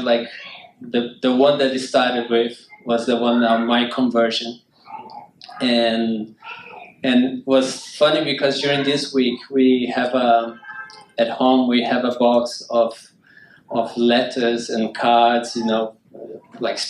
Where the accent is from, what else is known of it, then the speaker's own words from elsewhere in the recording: Brazil; I'm from Brazil.